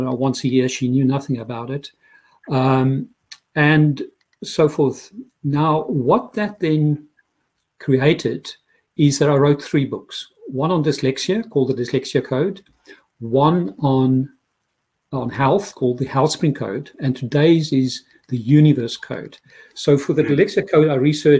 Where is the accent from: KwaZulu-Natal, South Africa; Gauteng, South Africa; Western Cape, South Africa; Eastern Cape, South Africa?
Gauteng, South Africa; Pretoria; moved away as an adult; also born or lived in London; now in Dublin, Ireland; I grew up in Pretoria, South Africa, most probably the most conservative Christianity that you can have on earth